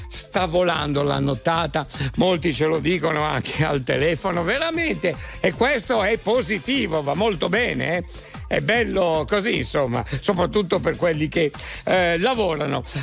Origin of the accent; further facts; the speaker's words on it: Basilicata, Italy; now in Novara, Italy; io sono della Basilicata originario, però sì. io vivo vicino a Novara.